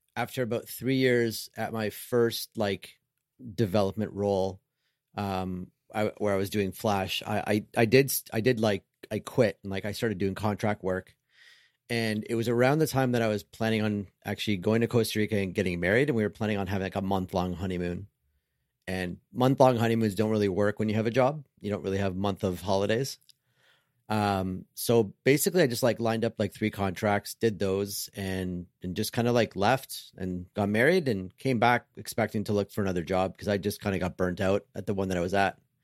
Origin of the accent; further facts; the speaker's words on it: Canada; I'm Canadian